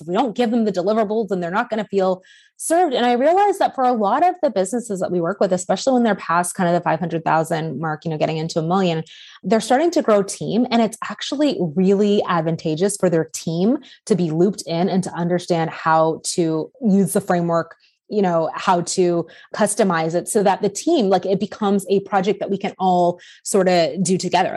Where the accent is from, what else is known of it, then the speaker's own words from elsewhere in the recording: Canada; I'm Canadian